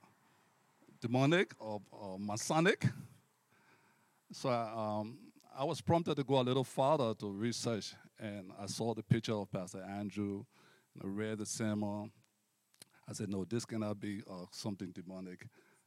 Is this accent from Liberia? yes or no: yes; Liberia; moved away as an adult; also born or lived in United States; now in Canada; I hail from Liberia, West Africa